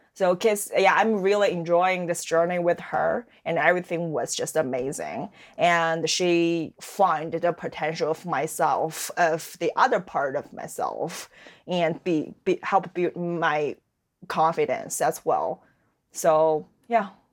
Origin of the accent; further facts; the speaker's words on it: Dalian, Liaoning, China; English is a second language; moved away as an adult; now in Halifax, Canada; My hometown called Dalian. That's a seaside city in the northeast